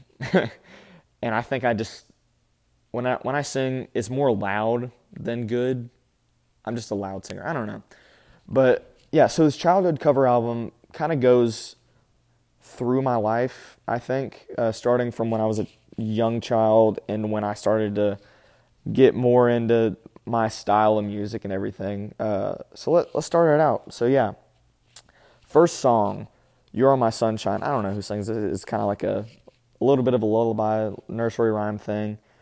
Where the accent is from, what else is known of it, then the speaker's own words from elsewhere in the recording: Birmingham, Alabama, United States; also born or lived in Huntsville, Alabama; born and raised in Alabama, Huntsville, and then Birmingham